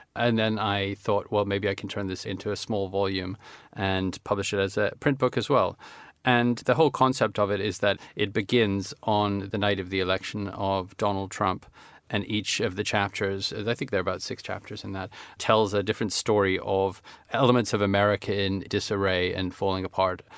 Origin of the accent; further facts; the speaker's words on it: Vancouver, British Columbia, Canada; also born or lived in Toronto; when I was growing up in Vancouver